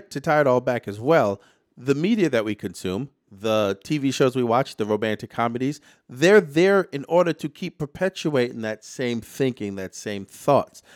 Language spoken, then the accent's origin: English; New York City, New York, United States; as a New Yorker